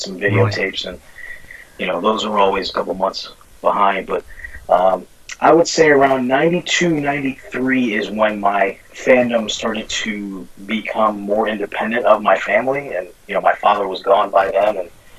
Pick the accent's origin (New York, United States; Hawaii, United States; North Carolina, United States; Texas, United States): New York, United States; New York City; And I grew up in the Bronx, New York. Lived there for 25 years.